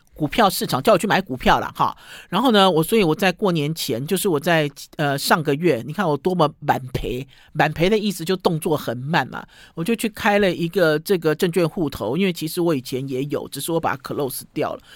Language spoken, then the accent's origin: Chinese; Taiwan; 我们台湾人最喜欢的尖头的高丽菜